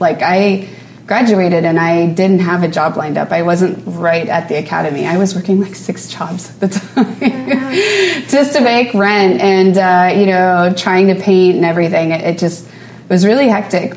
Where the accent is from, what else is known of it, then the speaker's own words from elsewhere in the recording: New Orleans, Louisiana, United States; moved away as an adult; now in New York, United States; I grew up in New Orleans and uh, we've been in New York for about nine years